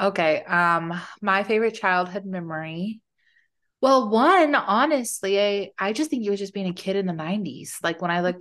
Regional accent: Arizona, United States; I grew up in Arizona, so it was hot

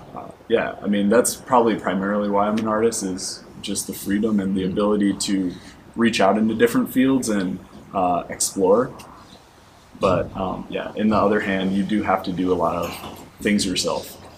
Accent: Michigan, United States; also born or lived in Atlanta; now in San Diego, United States; I'm originally from Michigan

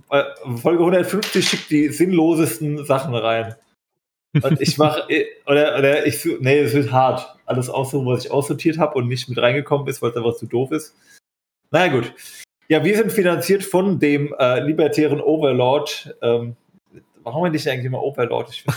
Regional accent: Bavaria, Germany; moved away; ich bin ja aus Bayern

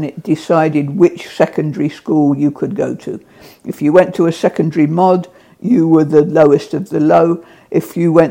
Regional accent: Portsmouth, South East England, United Kingdom; I grew up in Portsmouth

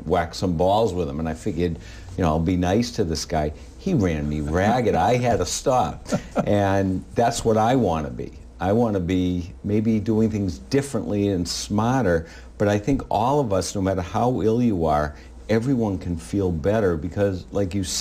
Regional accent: Winthrop, United States; I grew up in Winthrop

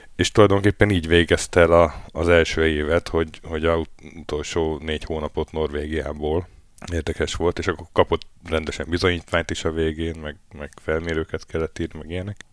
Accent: Hungary; moved away as an adult; now in Norway; Mi szerencsére EU-ból jöttünk

